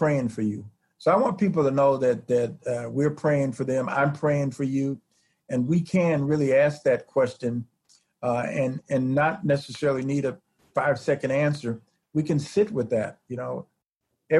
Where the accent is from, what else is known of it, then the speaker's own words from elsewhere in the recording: Chicago, Illinois, United States; now in Indiana, United States; I'm originally from Chicago.